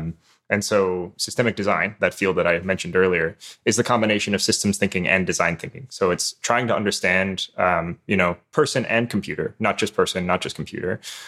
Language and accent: English; Newfoundland and Labrador, Canada; Newfoundlander, actually. So I'm calling you from half an hour ahead of Atlantic.